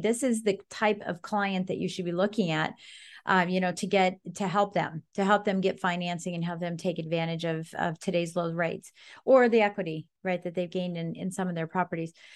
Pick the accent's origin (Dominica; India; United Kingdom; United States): United States; Colorado; now in Northern Virginia, United States; I'm from Colorado, and duplexes and fourplexes are the norm.